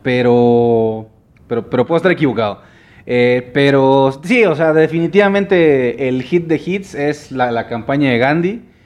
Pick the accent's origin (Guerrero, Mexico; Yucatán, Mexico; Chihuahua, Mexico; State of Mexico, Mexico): Yucatán, Mexico; Mérida; yo soy de Mérida